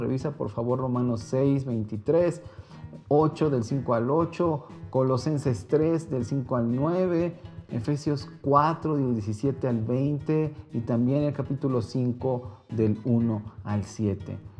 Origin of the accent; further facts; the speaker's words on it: Mexico; yo soy mexicano